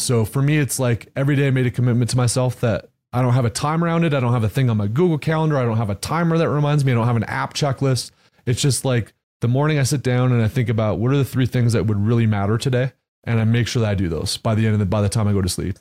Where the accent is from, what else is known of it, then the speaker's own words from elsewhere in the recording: Canada; now in Texas, United States; I grew up in Canada, moved to Texas